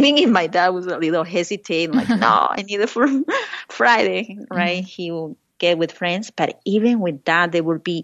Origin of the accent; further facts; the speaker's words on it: Lima, Peru; English is a second language; moved away as an adult; now in United States; when I was growing up in Lima, Peru